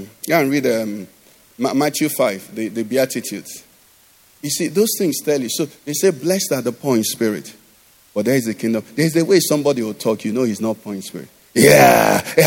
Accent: Enugu, Enugu State, Nigeria; growing up in Enugu

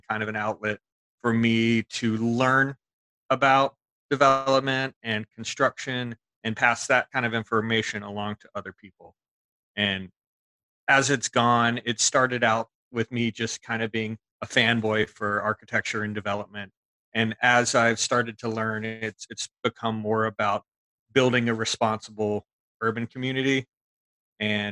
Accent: Charlotte, North Carolina, United States; growing up in Myers Park

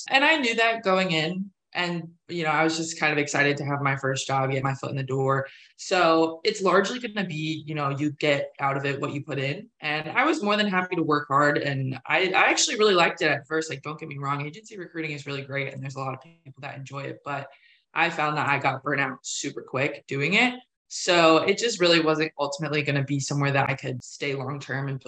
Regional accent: Pennsylvania, United States; now in Raleigh, United States; you know, I came down to Raleigh from Pennsylvania. I didn't know anyone here when I first started at NC State.

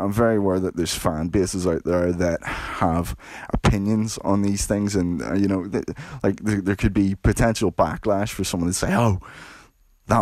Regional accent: Belfast, Northern Ireland, United Kingdom; I grew up in Belfast during the 1980s

